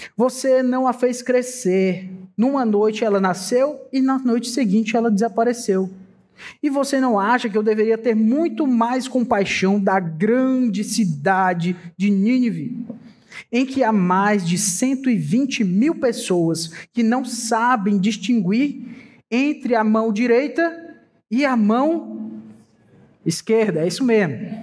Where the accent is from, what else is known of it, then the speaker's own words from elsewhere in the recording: Brazil; Sou brasileiro